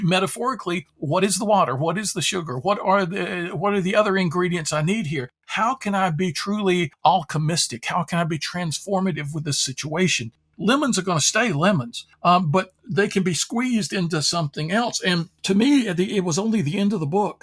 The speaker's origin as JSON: {"language": "English", "town": "Durham", "region": "North Carolina", "country": "United States", "tie": "born or raised there", "said": "I grew up in Durham, North Carolina"}